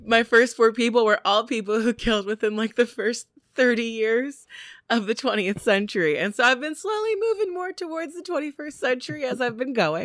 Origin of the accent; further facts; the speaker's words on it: United States; As an American